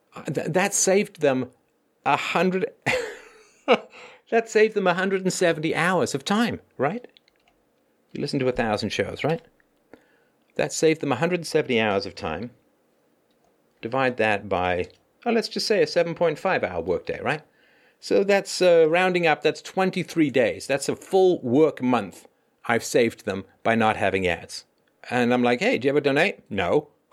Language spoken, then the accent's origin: English; England, United Kingdom; also born or lived in Ireland / South Africa; now in Canada; I was born in Ireland, I grew up in England. Also spent a little bit of time in South Africa